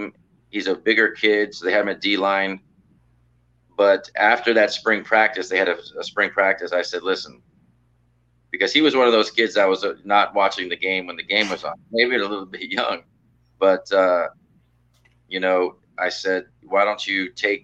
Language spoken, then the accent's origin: English; Miami, Florida, United States; I'm from Miami